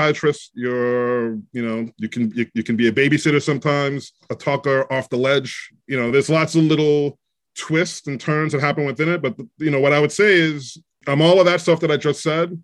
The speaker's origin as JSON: {"language": "English", "town": "New York City", "region": "New York", "country": "United States", "tie": "born or raised there", "said": "New York City. Grew up in Queens, but I went to high school in Manhattan"}